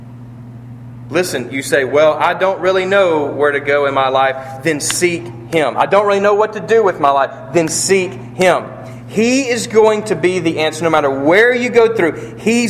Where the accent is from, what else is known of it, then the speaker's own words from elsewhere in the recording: United States; we're American